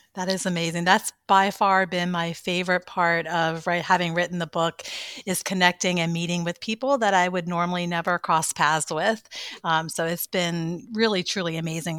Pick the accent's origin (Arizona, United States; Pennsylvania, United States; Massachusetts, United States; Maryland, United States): Maryland, United States; moved away as an adult; also born or lived in Virginia / North Carolina; now in Saint Augustine, United States; I'm actually from Maryland, um, kind of in between Baltimore and Annapolis area.